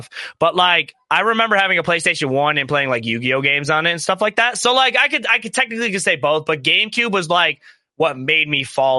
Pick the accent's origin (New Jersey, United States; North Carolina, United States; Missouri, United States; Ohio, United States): Ohio, United States; we're from Ohio